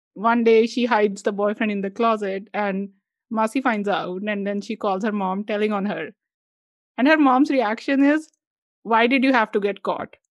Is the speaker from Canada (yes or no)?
no; India; us being Indian